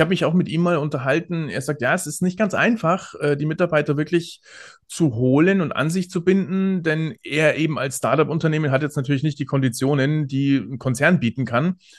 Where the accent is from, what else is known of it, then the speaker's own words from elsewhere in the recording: Bavaria, Germany; ich bin ja aus Bayern